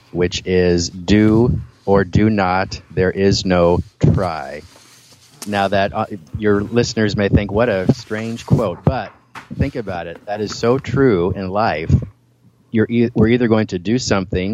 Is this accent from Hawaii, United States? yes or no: no; Milwaukie, Oregon, United States; I grew up in Milwaukee, Oregon, which is a suburb of Portland, Oregon